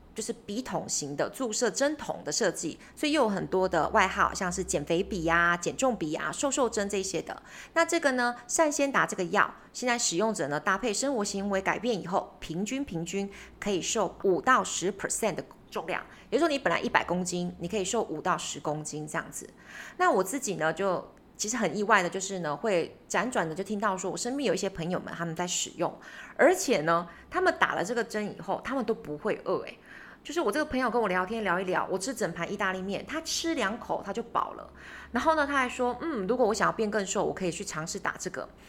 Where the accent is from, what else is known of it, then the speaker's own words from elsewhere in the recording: Taiwan; 我们台湾这边的学生，我们学了英文学了十年、二十年，甚至三十年